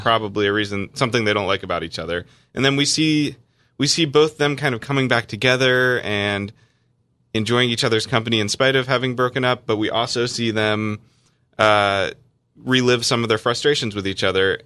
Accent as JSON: {"language": "English", "region": "North Carolina", "country": "United States", "tie": "born or raised there", "said": "I grew up in North Carolina where it's a pretty Christian place"}